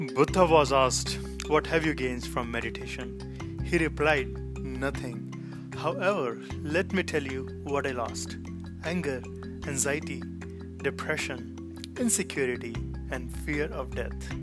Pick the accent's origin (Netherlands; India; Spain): India; moved away as an adult; now in United States; I'm an immigrant in the United States. I came to US in 2014